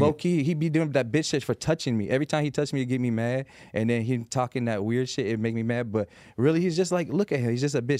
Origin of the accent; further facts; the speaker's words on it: Las Vegas, Nevada, United States; I'm from Las Vegas